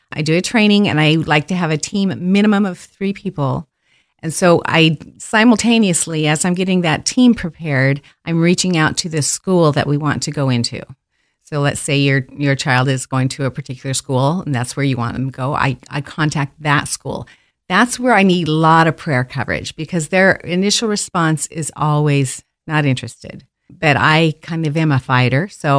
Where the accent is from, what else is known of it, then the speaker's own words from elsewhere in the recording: Caldwell, United States; I know. And well, I grew up in Caldwell. And then moved away for 40 years.